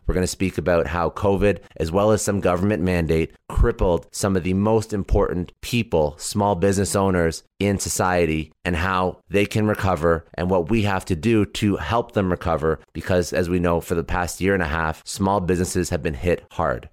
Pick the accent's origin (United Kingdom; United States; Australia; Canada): Canada; I'm actually Canadian